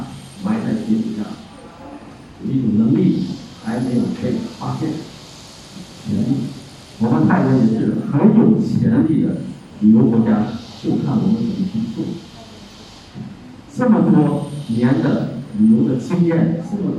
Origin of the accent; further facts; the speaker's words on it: China; 我也是华人的后代，我是中国人的后代，对不对？